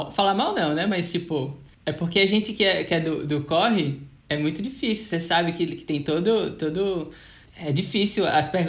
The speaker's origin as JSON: {"language": "Portuguese", "town": "Natal", "region": "Rio Grande do Norte", "country": "Brazil", "said": "como eu sou de Natal e nos anos 90, por exemplo, é, eu sei a dificuldade que era"}